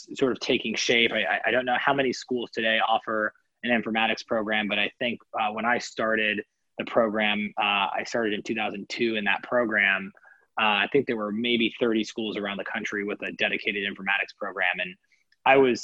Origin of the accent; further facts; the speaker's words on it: Kansas City, Kansas, United States; most of my upbringing was in Kansas City, Kansas.